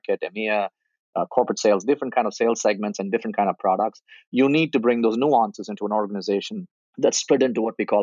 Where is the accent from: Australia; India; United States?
India; moved away; I grew up in India, and my dad died early in my life when I was 15